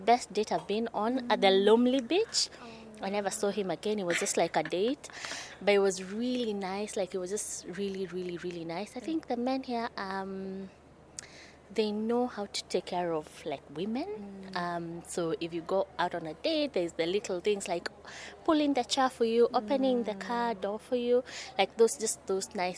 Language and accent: English; Nairobi, Kenya; I am from Nairobi, Kenya.